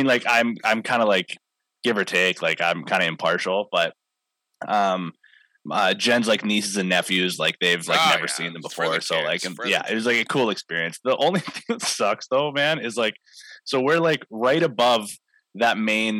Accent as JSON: {"language": "English", "town": "Maple Ridge", "region": "British Columbia", "country": "Canada", "tie": "born or raised there", "said": "As like a Maple Ridge kid that grew up watching them, like watching Chris Gill back in the day and stuff, being able to call a Burrards game kind of in my hometown."}